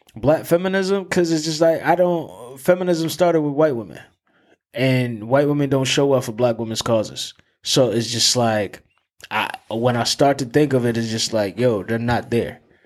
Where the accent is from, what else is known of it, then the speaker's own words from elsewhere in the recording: New Haven, Connecticut, United States; growing up in New Haven and having that tie to New Haven